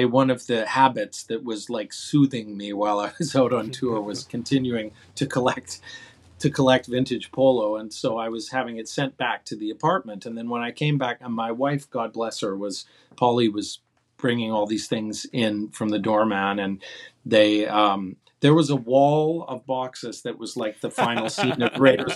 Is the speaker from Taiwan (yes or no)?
no; Calgary, Alberta, Canada; moved away as an adult; also born or lived in Toronto, Canada; now in New York, United States; when I was a teenager in my hometown of Calgary